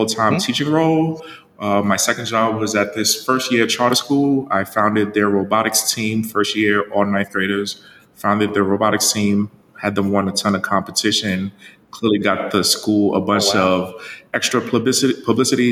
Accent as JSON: {"language": "English", "town": "Jersey City", "region": "New Jersey", "country": "United States", "tie": "born or raised there", "also_born_or_lived": "Haiti", "second_language": "English"}